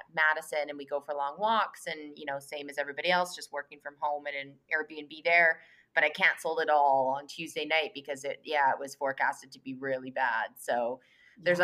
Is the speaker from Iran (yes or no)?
no; Canada; now in New York, United States; I'm a Canadian now living in New York.